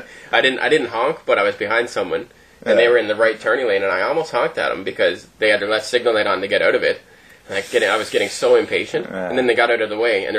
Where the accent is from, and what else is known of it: Baie Verte, Newfoundland and Labrador, Canada; born or raised there; also born or lived in Toronto; now in Sudbury, Canada